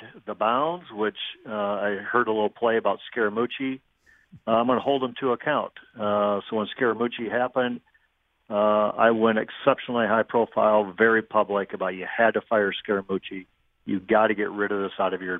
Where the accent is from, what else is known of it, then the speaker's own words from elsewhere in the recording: United States; we as American citizens